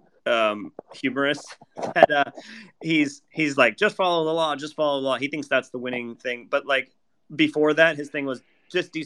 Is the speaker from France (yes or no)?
no; Mesa, Arizona, United States; I'm from Mesa